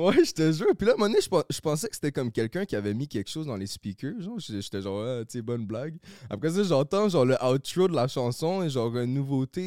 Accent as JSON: {"language": "French", "town": "Laval", "region": "Quebec", "country": "Canada", "tie": "born or raised there", "lives_now": "Saint-Eustache, Canada", "said": "j'ai grandi à Laval"}